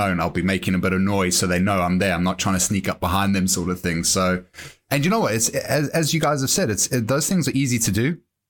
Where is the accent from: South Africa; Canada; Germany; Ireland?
South Africa; now in England; growing up in South Africa, where you're always looking over your shoulder